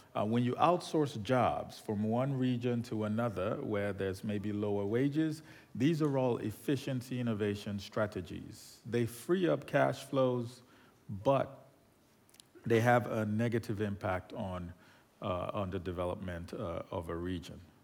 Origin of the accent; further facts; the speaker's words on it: Nigeria; moved away; I'm originally from Nigeria